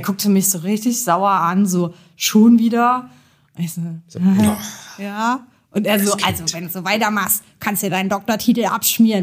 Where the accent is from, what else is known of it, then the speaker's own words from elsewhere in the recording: Jena, Thuringia, Germany; ich komme auch aus Jena, genau wie Sepp